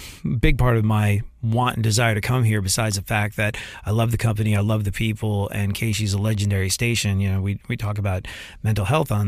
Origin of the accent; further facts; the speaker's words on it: London, United Kingdom; I grew up in London and I remember being at concerts back in the day when I was a kid